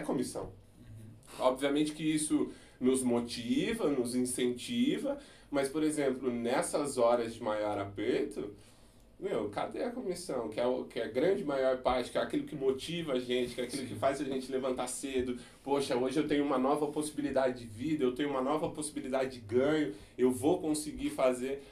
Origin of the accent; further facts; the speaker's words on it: Brazil; Nós como brasileiros